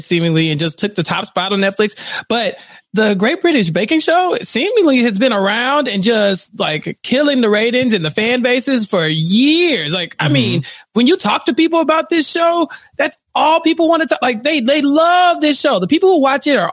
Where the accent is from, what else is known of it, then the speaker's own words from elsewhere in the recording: Texas, United States; I'm from Texas